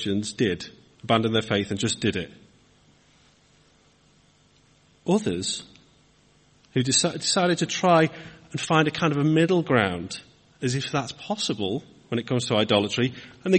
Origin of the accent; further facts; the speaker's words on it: Wirral, North West England, United Kingdom; moved away as an adult; now in Hartford, Cheshire, United Kingdom; I'm from Wirral myself, and the kind of north, the bit next to Liverpool